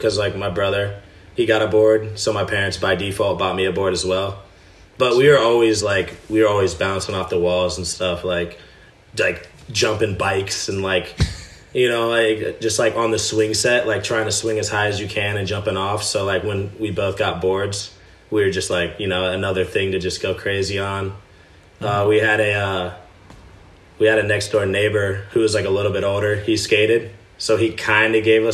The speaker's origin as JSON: {"language": "English", "town": "Westerville", "region": "Ohio", "country": "United States", "said": "I'm from Columbus, but even more specific, I'm from Westerville, Ohio, which is just a smaller suburb, like literally right outside of the city, like 10-minute drive"}